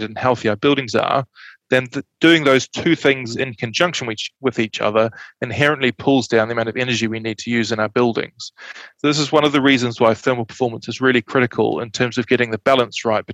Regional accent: just outside Christchurch, Canterbury, New Zealand; I grew up in Canterbury, just outside Christchurch, so I'm quite familiar with very cold winters

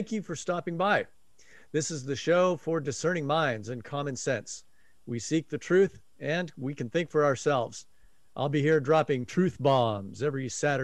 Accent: Spokane, Washington, United States; now in New Zealand; the hometown that I grew up in Spokane, Washington

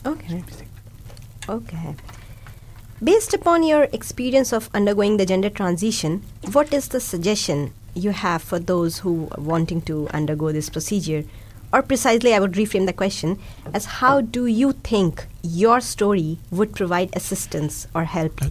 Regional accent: India; first language Hindi and Urdu; English is a second language; now in Dunedin, New Zealand; I'm from India and a mom of a two year old kid. Along with English, I can speak Hindi and Urdu, both of which are my mother tongues.

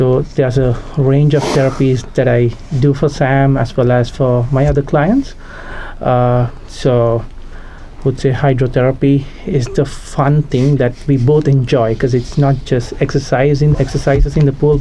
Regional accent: Sri Lanka; moved away as an adult; now in New Zealand; I'm originally from Sri Lanka. I came to New Zealand for higher studies

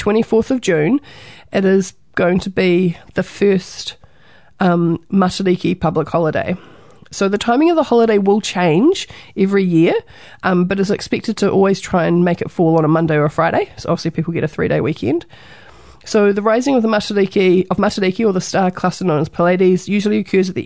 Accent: New Zealand; being a Kiwi, being a New Zealander

